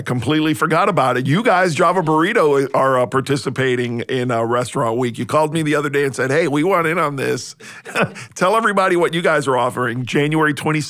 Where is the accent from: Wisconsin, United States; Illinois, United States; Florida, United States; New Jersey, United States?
Florida, United States; Miami; now in Savannah, United States; I'm from Miami, which is kind of halfway to Europe.